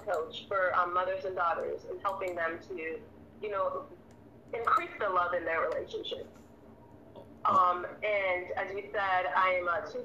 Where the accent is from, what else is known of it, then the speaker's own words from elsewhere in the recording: U.S. Virgin Islands; moved away as an adult; I was born and raised in the Virgin Islands. Um, I live here now. Um, I, after I graduated high school, I moved to the mainland